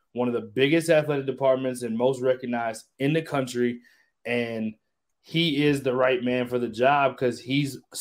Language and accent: English; Michigan, United States; I'm from Michigan. I have no problem saying that. I grew up. My mom went to Michigan.